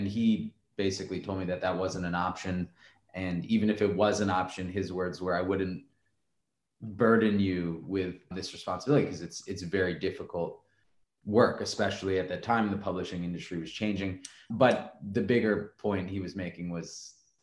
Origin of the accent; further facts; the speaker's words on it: New York City, New York, United States; growing up in New York City